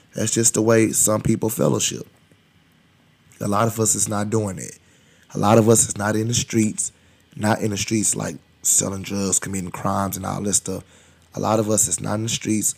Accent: United States; I'm from Highland Hills.

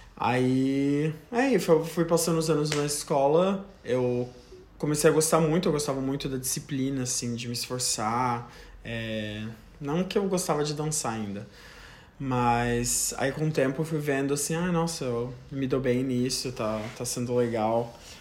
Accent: Joinville, Santa Catarina, Brazil; now in United States; eu sou natural de Joinville, Santa Catarina

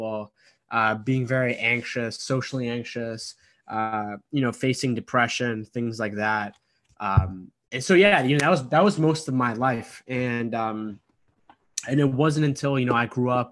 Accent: Boston, Massachusetts, United States; my parents came to America a year before I was born from Egypt, and they immigrated to the United States, the East Coast, in kind of like the Boston, Massachusetts, East Coast area.

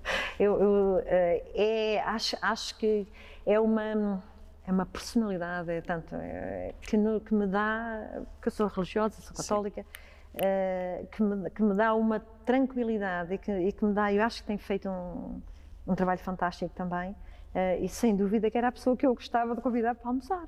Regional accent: Ribatejo, Portugal; como ribatejana que sou

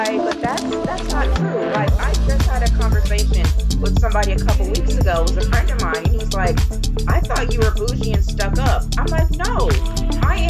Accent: Pennsylvania, United States; now in Thomasville, United States; I grew up in Pennsylvania, so that's why I do not have a southern accent. Yes, I currently live in Thomasville, Georgia

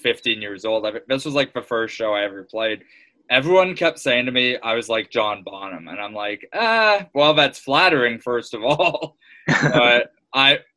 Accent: Canada; I'm Canadian

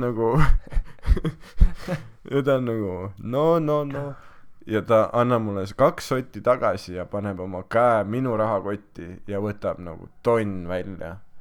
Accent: Estonia; ma olen Eestist pärit

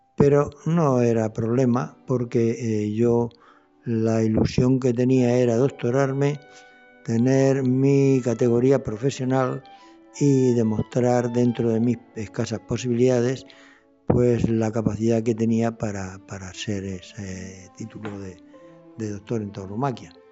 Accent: Region of Murcia, Spain; el decano de los matadores de toros de la región de Murcia

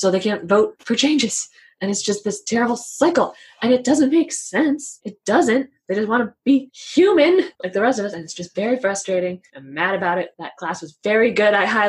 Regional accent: Fort Collins, Colorado, United States; moved away; also born or lived in Illinois; I grew up in Fort Collins.

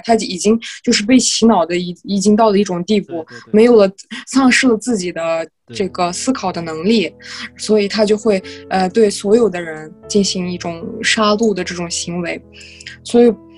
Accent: Altay, Xinjiang, China; first language Kazakh; Chinese is a second language; moved away as an adult; also born or lived in Jilin; 我来自新疆阿勒泰

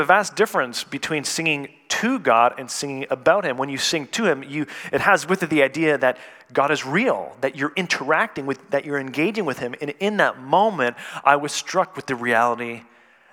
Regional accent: Canada; moved away; I was born and raised in Canada

